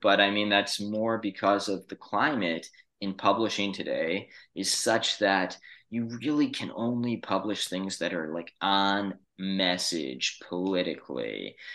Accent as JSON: {"language": "English", "town": "New York City", "region": "New York", "country": "United States", "tie": "born or raised there", "said": "I grew up in New York City"}